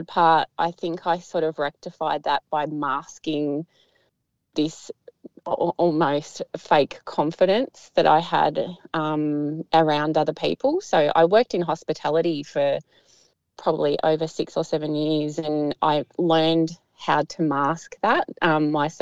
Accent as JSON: {"language": "English", "town": "Melbourne", "region": "Victoria", "country": "Australia", "tie": "born or raised there", "lives_now": "Geelong, Australia", "said": "I grew up in Tullamarine near the airport, so near the Melbourne airport"}